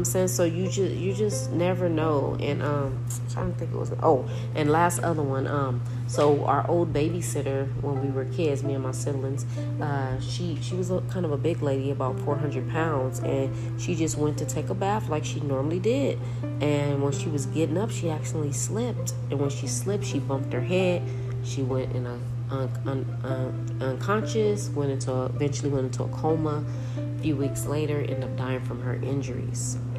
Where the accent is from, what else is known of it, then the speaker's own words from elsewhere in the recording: Los Angeles, California, United States; I'm from Los Angeles